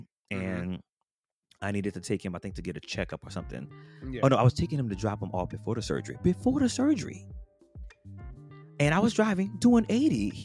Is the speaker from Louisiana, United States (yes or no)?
yes; New Orleans, Louisiana, United States; moved away; I'm from Louisiana, New Orleans